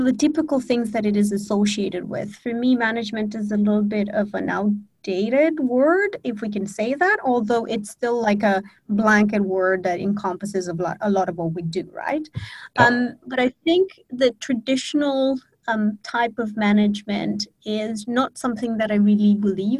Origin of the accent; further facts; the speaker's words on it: Romania; now in Bali, Indonesia; I'm born and raised in Romania, but I have lived on 4 continents in 7 different countries so far.